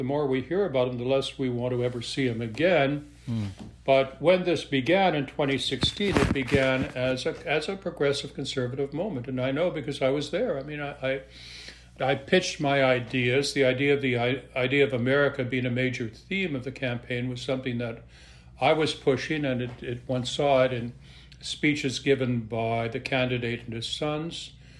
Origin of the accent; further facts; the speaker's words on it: Western Canada, Canada; I'm originally from Western Canada.